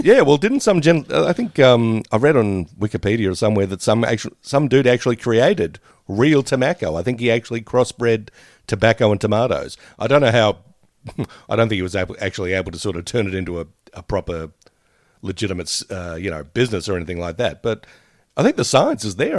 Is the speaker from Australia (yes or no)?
yes; Australia; us as Australian audiences, Australian viewers